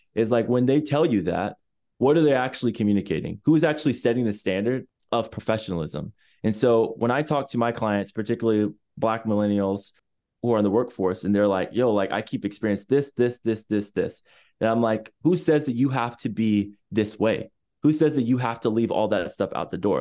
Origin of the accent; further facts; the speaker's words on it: Chula Vista, California, United States; So I was born in San Diego, California, in a city more specifically called Chula Vista, which is less than ten minutes away from the border